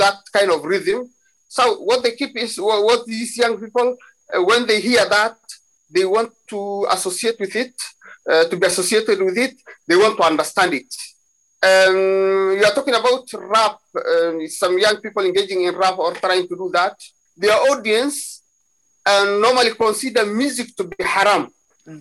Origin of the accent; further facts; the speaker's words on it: Somalia; Somalis, or we come from the Cushitic speaking people in East Africa